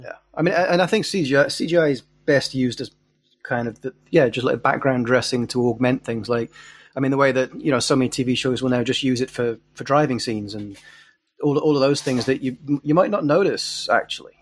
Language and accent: English; England, United Kingdom; moved away as an adult; also born or lived in Glasgow; I'd written three very serious books set where I grew up in England